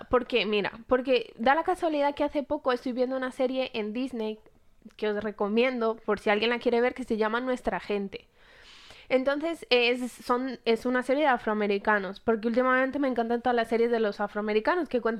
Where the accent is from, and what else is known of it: Colombia